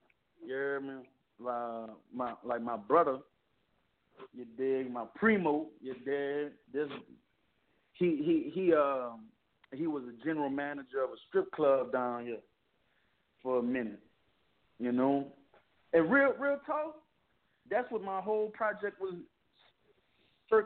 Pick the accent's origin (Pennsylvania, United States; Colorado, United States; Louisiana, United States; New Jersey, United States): Louisiana, United States; New Orleans; I'm in New Orleans